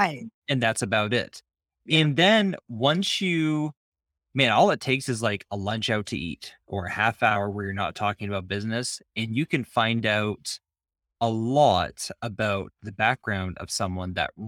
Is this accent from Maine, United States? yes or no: yes; Maine, United States; I am from Maine. I know I don't sound like it. I actually have a pretty just flat way of talking.